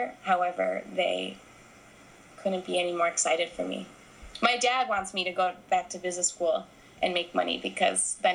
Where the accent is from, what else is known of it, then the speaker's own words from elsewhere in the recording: United States; moved away as an adult; also born or lived in Scotland; the American woman, the white American woman